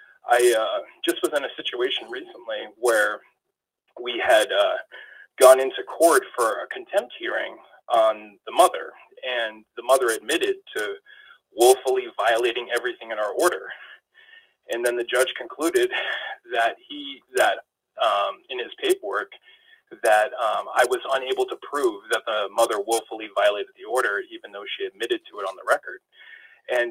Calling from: New Hampshire, United States; I'm calling from New Hampshire.

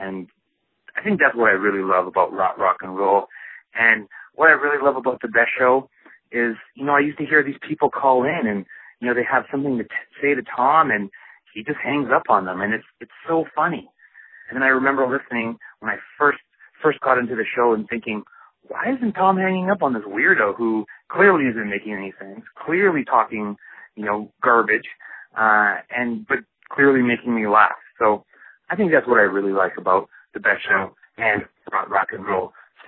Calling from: Calgary, Alberta, Canada; I'm calling in from Calgary, Alberta, Canada.

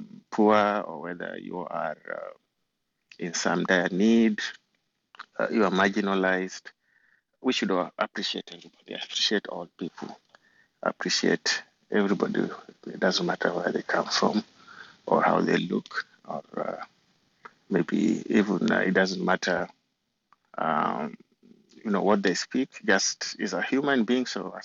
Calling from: New Jersey, United States; I'm joining you from the East Coast, from New Jersey.

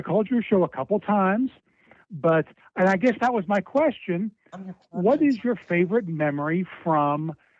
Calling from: Cincinnati, Ohio, United States; from Cincinnati.

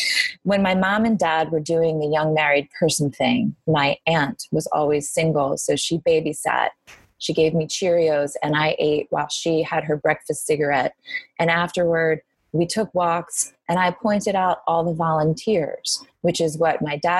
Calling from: New York, United States; I'm calling in from New York. I am in my apartment.

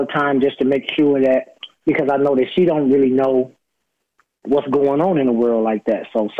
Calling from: Las Vegas, Nevada, United States; I'm calling from Las Vegas.

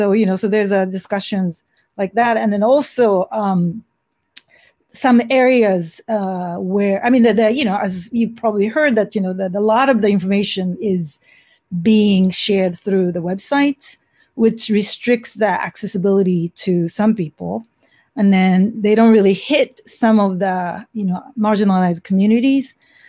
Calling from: San Francisco, California, United States; I'm calling from San Francisco, where it is relatively under control compared to other cities in the United States.

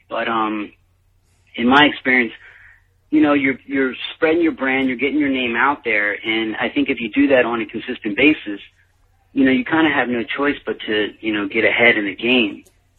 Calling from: Los Angeles, California, United States; I'm calling from Los Angeles

